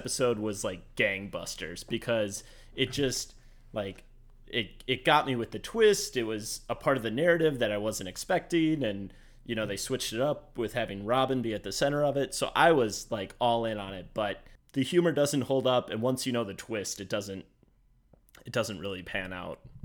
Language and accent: English; Midwest, United States; as a Midwesterner